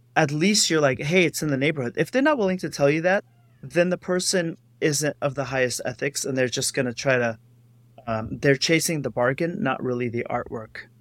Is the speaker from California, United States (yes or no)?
yes; Los Angeles, California, United States; I am from Los Angeles